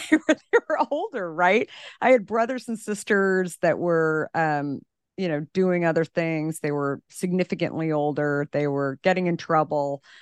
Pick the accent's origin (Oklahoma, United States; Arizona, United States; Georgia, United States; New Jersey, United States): Arizona, United States; Scottsdale; I grew up in Scottsdale, Arizona